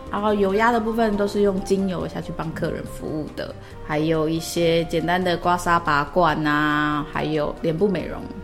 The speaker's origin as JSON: {"language": "Chinese", "town": "Hualien", "region": "Hualien County", "country": "Taiwan", "said": "我来自花莲，我曾经在美容媒体工作了半年，然后后来就到养生馆做了将近九年的时间，那目前是花莲这家店的店长"}